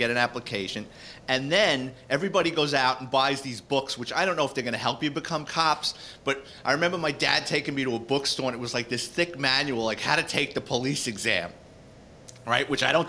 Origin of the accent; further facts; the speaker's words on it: New York City, New York, United States; moved away; So I grew up in the Bronx. I lived in Throgs Neck.